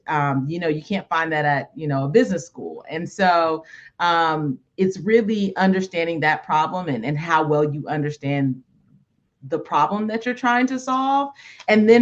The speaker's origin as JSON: {"language": "English", "region": "California", "country": "United States", "tie": "born or raised there", "said": "I grew up in California"}